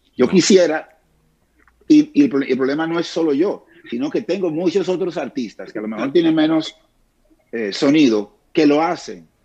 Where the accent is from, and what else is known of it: Dominican Republic